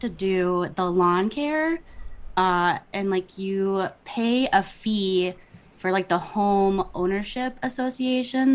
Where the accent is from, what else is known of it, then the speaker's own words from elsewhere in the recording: Minnesota, United States; accent: Minnesota; my Minnesota accent